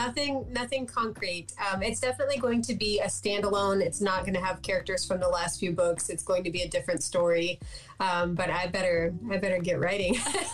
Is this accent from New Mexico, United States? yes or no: no; Escanaba, Michigan, United States; yes, nobody even knows that yet, but it'll be at Thursday the 22nd at Lee's Winery in Escanaba.